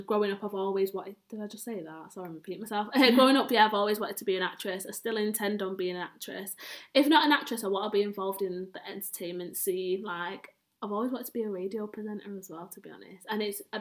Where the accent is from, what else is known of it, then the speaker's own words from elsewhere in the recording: Manchester, North West England, United Kingdom; I am from Manchester, and within Manchester, I live in Longside